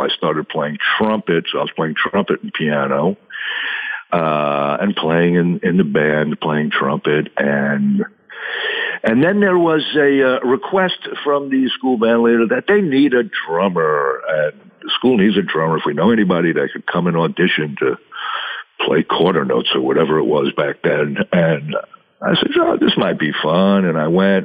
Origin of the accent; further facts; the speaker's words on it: South Shore of Long Island, New York, United States; I grew up on the South Shore of Long Island, which is very close to uh, New York City, maybe 30 minutes outside of the city